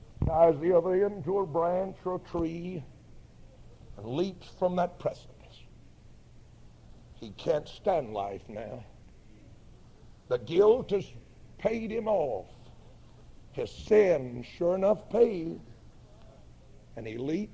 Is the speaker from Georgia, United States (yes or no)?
yes; northeast Georgia, United States; also born or lived in Highlands, North Carolina; We moved from Highlands down into the northeast part of the state of Georgia, where I've lived from there, or from that time until now